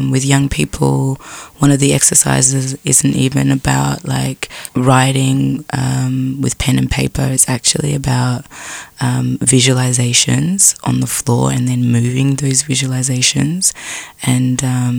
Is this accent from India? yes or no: no; Frankston, Victoria, Australia; When I was growing up in Frankston in flats